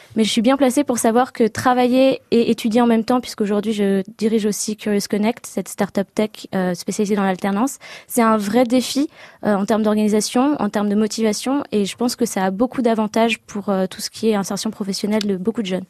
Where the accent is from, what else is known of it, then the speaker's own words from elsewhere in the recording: Les Lilas, Île-de-France, France; moved away as an adult; also born or lived in England; now in Cambridge, United Kingdom; je suis née au Lila dans Seine-Saint-Denis en 93